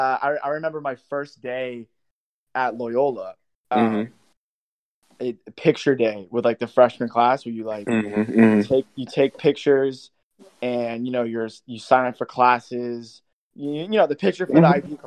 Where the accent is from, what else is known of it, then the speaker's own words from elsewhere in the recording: San Francisco, California, United States; I'm born and raised, as we say. I'm from Ingleside District of San Francisco, the city